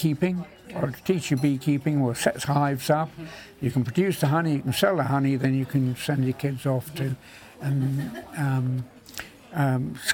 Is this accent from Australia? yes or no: no; England, United Kingdom; As an English beekeeper too, as a beekeeper